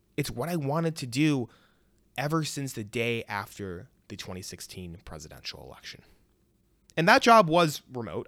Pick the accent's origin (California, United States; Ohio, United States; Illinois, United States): Illinois, United States; Chicago suburbs; moved away as an adult; also born or lived in Champaign, Illinois; I was born in Chicago, raised in the suburbs, went to the University of Illinois